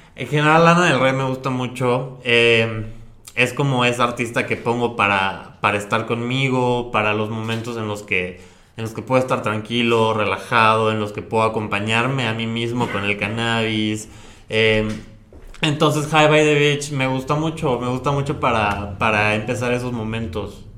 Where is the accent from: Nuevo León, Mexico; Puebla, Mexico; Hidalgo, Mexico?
Puebla, Mexico; la tradición de, del lugar de donde yo soy, que es la Talavera